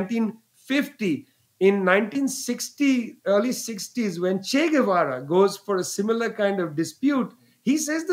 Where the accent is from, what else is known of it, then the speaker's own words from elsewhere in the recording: West Bengal, India; Bengal, where I was born